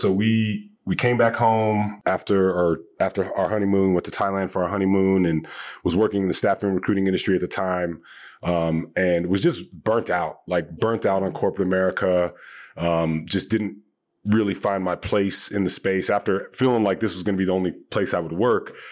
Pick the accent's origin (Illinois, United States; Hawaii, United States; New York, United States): Hawaii, United States; moved away; also born or lived in Long Beach / Northern California; Had some friends that I grew up with in Hawaii